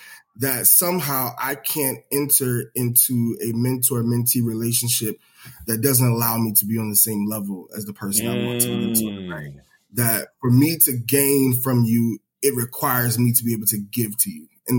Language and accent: English; the South, United States; I'm from the South, right? And particularly in the South, we believe in the extended family network, right?